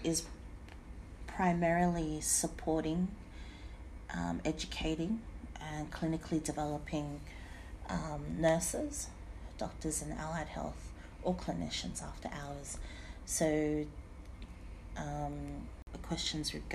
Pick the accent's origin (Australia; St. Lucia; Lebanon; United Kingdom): Australia; Sydney, New South Wales; Everyone knew I was from Campbelltown